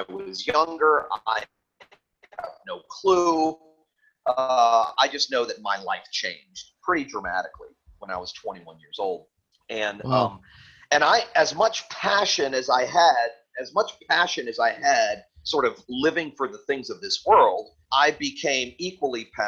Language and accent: English; Fort Lauderdale, Florida, United States; also born or lived in Tennessee; I lived riotously in my hometown of Fort Lauderdale for about 6 or 7 years